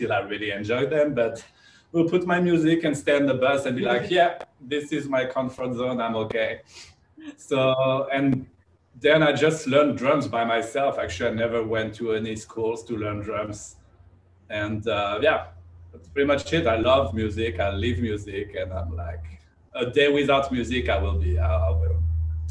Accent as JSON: {"language": "English", "country": "France", "tie": "born or raised there", "moved": "yes", "said": "I grew up in France, so I'm French"}